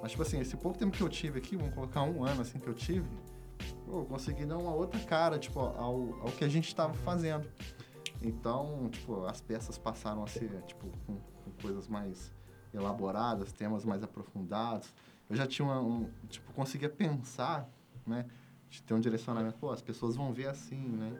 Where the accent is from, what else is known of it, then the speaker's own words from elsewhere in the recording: Resende, Rio de Janeiro, Brazil; nascido e criado em Resende